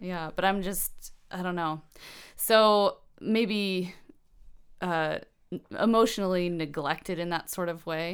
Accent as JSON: {"language": "English", "town": "Asheville", "region": "North Carolina", "country": "United States", "tie": "born or raised there", "also_born_or_lived": "Virginia Beach, Virginia / Weaverville, North Carolina", "moved": "as an adult", "lives_now": "Bellingham, United States", "said": "I'm from Asheville"}